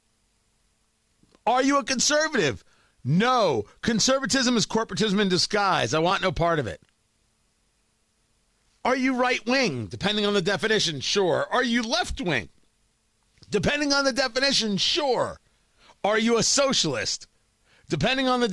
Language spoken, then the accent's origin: English; New York City, New York, United States; I came from Brooklyn.